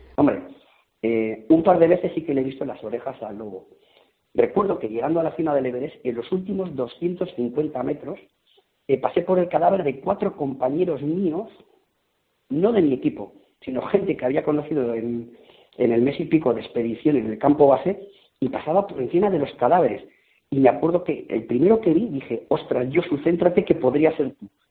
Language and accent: Spanish; Basque Country, Spain; en el País Vasco la montaña es una religión. Y a mis padres pues les gustaba la montaña me llevaron al Gorbea